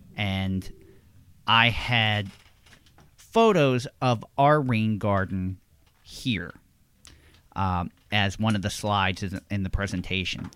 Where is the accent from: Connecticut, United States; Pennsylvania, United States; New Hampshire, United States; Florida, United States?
Pennsylvania, United States; Levittown; I am from Levittown, Pennsylvania